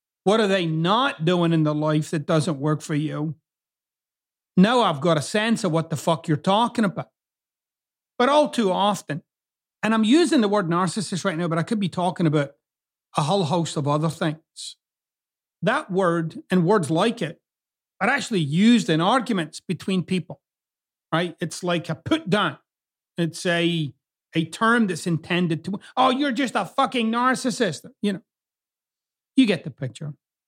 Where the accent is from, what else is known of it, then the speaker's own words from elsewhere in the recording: Scotland, United Kingdom; now in United States; you'll notice I've kind of got two accents. I'm originally from Scotland, but I've lived here in the US for 27 years now, or approaching 27 years.